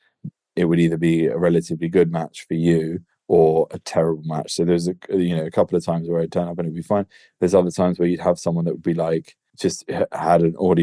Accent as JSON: {"language": "English", "region": "England", "country": "United Kingdom"}